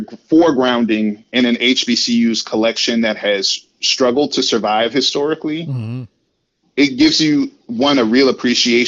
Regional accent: Waterloo, Iowa, United States; moved away; also born or lived in Atlanta / St. Louis; I'm from Waterloo, Iowa.

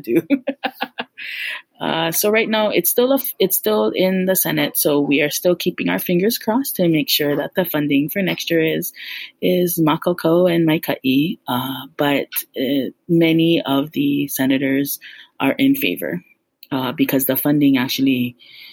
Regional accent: Hilo, Hawaii, United States; moved away as an adult; now in Oahu, United States; I grew up actually in Hilo on the island of Hawaii

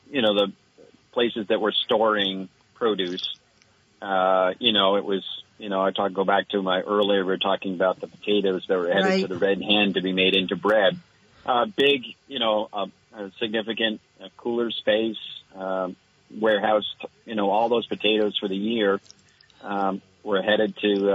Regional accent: Cabot, Vermont, United States; my hometown of Cabot

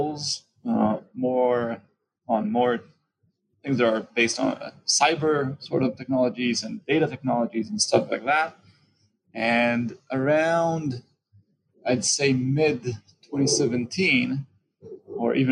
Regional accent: Tel Aviv, Tel Aviv District, Israel; I'm from Tel Aviv, Israel.

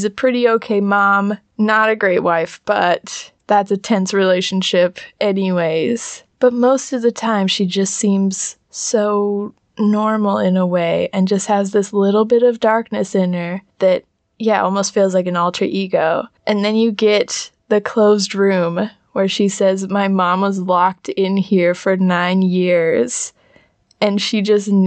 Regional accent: United States; I'm an American

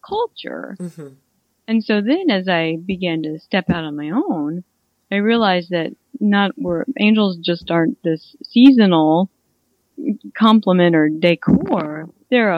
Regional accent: Missouri, United States; I'm from Missouri.

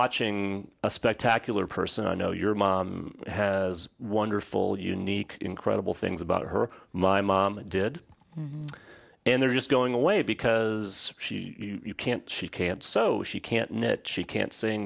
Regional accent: Midwest, United States; moved away as an adult; also born or lived in Southern California; now in Atlanta, United States; I was raised in the Midwest, went to school at USC

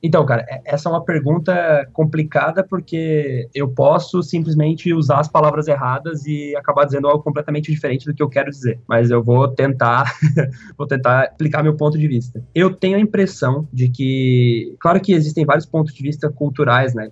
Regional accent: Criciúma, Santa Catarina, Brazil; now in Florianópolis, Brazil; Eu nasci em Criciúma, que é uma cidade que fica no sul de Santa Catarina, a umas três horas mais ou menos de Florianópolis, que é onde eu moro hoje. Eu vivi a minha vida inteira em Criciúma, na verdade, até os 16 anos lá.

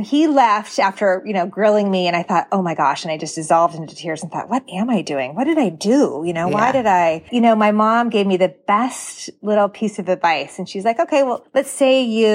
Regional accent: Portland, Oregon, United States; also born or lived in Washington; I grew up in Portland, through high school

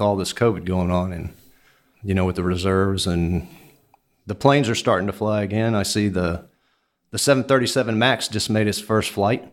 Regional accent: Houston, Texas, United States; I was born and raised in Houston, Texas.

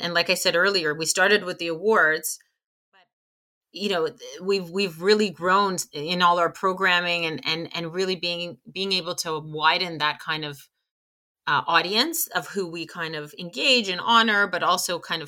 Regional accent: Canada; And again, we're Canadian, but we live in a global society.

